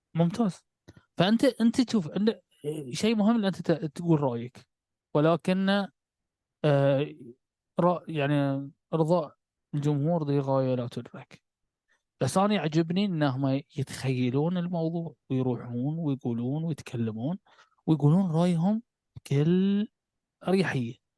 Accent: Bahrain; احنا عندنا في البحرين نقول نكسر من المجاريف

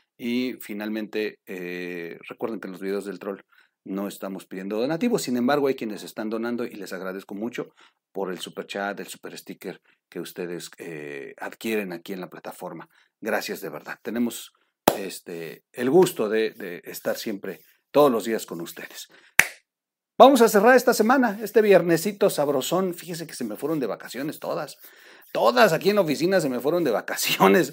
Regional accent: Mexico; para nosotros como mexicanos

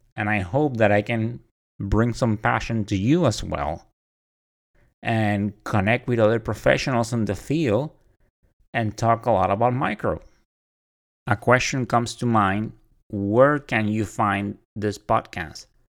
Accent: Puerto Rico; moved away as an adult; also born or lived in Orlando, Florida; I am originally from Puerto Rico. I was born and raised there until I joined the Navy.

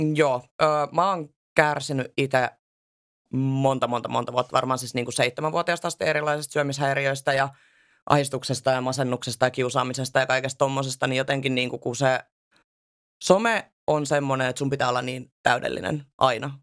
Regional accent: Southern Finland, Finland; Mä en edes asu missään Lapissa. Mä oon ihan siis Etelä-Suomesta

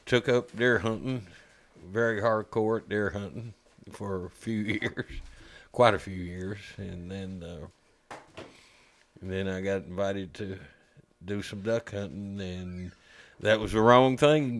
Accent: Lexington, Kentucky, United States; I was born in Southern Kentucky. We moved to Lexington

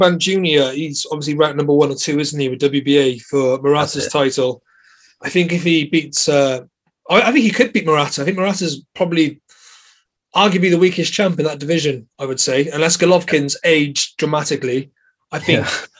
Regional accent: Welsh, Wales, United Kingdom; You know, we are supposed to sit on the fence, but we are both Welsh and we are rooting for our man Liam Williams.

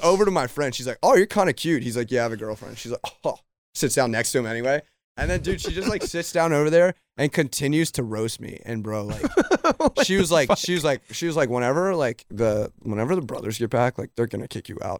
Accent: Maryland, United States; we're both from Maryland

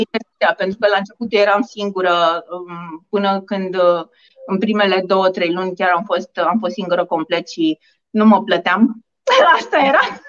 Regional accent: Bucharest, Romania; sunt bucureșteancă, născută și crescută în București

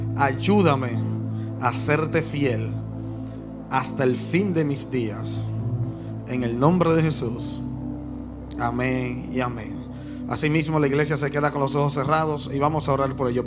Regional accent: Dominican Republic; Yo como dominicano

